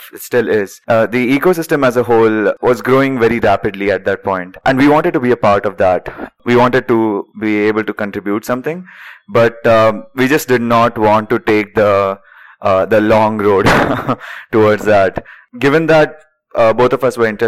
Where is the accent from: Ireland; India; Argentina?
India; Vidarbha region, Maharashtra; now in Bangalore, India; Both of us, we come from really small places in India. I am from the Vidarbha region in Maharashtra